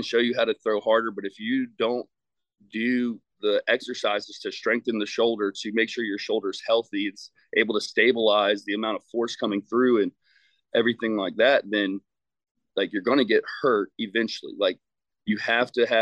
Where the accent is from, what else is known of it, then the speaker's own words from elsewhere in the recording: Virginia, United States; moved away as an adult; also born or lived in St. Louis, Missouri; So I came home to Virginia from St. Louis in 2018 in January.